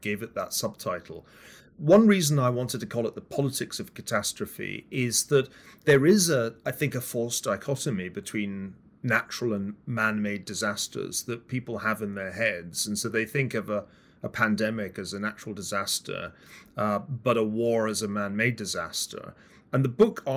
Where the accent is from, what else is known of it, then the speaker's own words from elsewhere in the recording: Glasgow, Scotland, United Kingdom; I'm from Glasgow, the west of Scotland